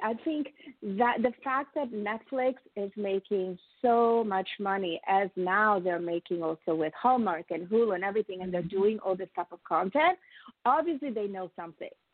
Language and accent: English; Italy; now in United States; I am a proud oh. immigrant, as you, as I have told you, I'm from Italy, but I am a very proud American